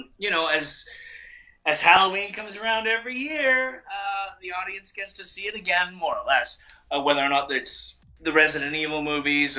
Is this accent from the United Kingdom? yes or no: no; Canada; I'm Canadian